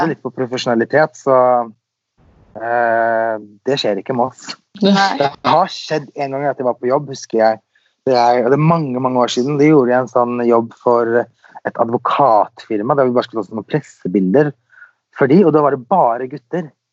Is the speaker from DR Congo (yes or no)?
no; Sweden; also born or lived in Los Angeles, United States; now in Norway; Jeg er jo født og oppvokst i Sverige, så der har jeg bodd.